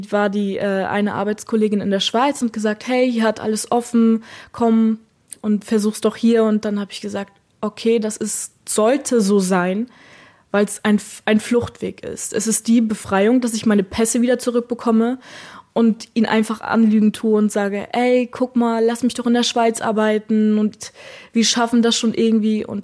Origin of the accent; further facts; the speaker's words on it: Germany; Niemand hat mir die Hand gereicht und ich als Deutsche.